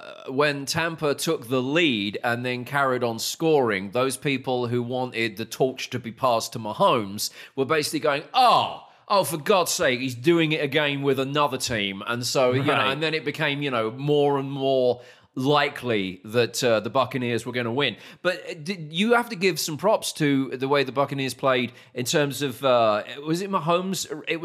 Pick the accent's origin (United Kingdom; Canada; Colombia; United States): United Kingdom; moved away; being a Brit